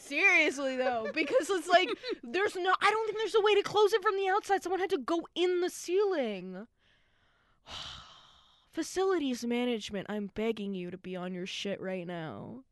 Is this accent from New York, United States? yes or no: no; New Jersey, United States; We are from Jersey.